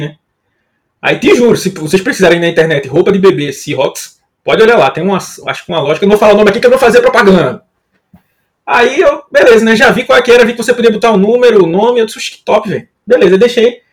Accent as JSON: {"language": "Portuguese", "region": "Northeast Region", "country": "Brazil", "said": "eu não sou de São Paulo, né? Nem de Minas Gerais como o Otávio, né? Sou nordestino"}